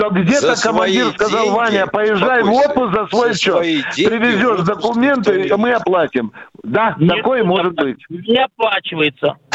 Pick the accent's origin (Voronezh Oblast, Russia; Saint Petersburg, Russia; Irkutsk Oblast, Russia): Irkutsk Oblast, Russia; moved away; я сам родом из Иркутской области